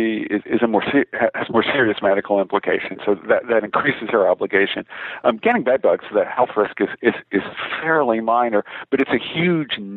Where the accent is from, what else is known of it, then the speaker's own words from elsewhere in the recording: New York, United States; I'm from New York State